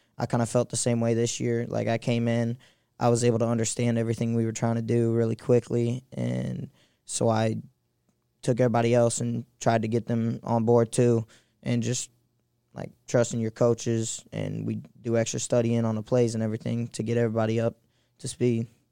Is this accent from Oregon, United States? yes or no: no; St. Louis, Missouri, United States; I'm from Saint Louis